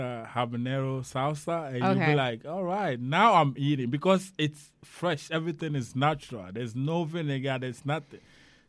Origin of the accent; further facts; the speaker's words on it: Ghana; now in United States; I'm from Ghana, West Africa.